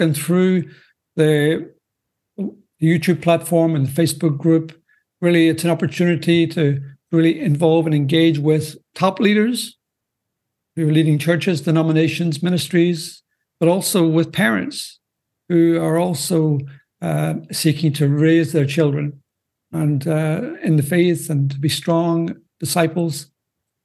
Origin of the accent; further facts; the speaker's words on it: Northern Ireland, United Kingdom; moved away as an adult; now in Belgium; as you may detect by my accent, I'm not from the U.S. I'm, in fact, originally from Northern Ireland, out of the U.K., but I've been a missionary in Belgium now for, well, coming up to 40 years, and that's where I'm currently living